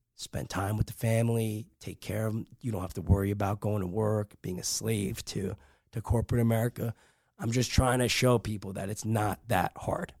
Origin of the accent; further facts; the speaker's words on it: Rutherford, New Jersey, United States; I grew up in Rutherford, New Jersey